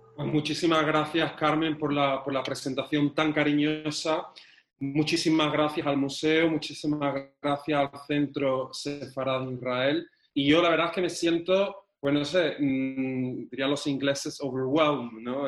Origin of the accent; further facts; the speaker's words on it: Córdoba, Andalusia, Spain; moved away as an adult; also born or lived in London; yo soy un cordobés que nace en Córdoba